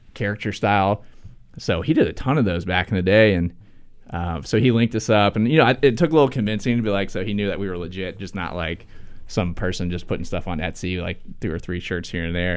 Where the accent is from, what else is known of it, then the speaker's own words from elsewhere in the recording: Ohio, United States; moved away as an adult; now in Charlotte, United States; I'm from Ohio